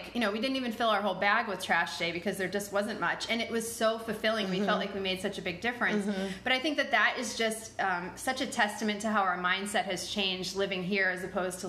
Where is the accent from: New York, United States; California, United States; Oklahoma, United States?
New York, United States; But listen, we love New York. That was just one of the things you learned to live with as a New Yorker, you know?